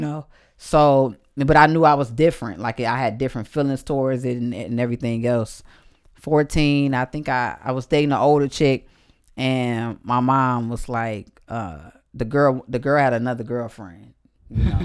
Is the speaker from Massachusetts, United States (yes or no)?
no; Detroit, Michigan, United States; moved away; also born or lived in Atlanta; I'm from Detroit. I grew up around the toughest men and women.